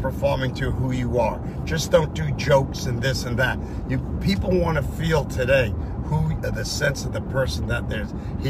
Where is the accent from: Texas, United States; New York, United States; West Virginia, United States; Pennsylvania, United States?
New York, United States; now in California, United States; I grew up in New York on the subways.